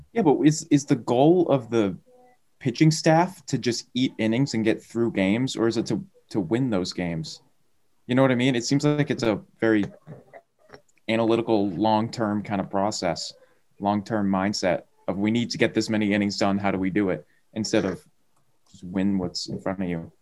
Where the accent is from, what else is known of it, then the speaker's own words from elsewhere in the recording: Massachusetts, United States; my home state